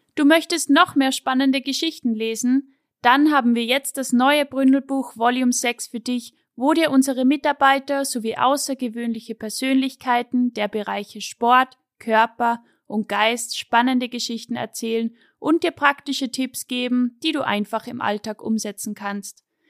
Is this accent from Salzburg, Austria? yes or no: yes; Pinzgau, Salzburg, Austria